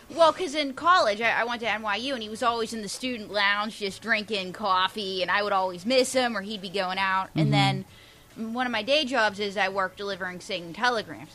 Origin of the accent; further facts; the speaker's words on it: Pittsburgh, Pennsylvania, United States; now in New York, United States; I'm from Pittsburgh.